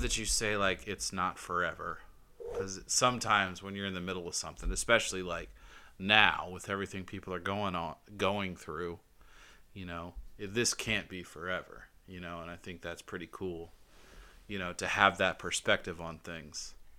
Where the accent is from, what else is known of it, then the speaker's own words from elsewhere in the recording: Georgia, United States; I'm from Georgia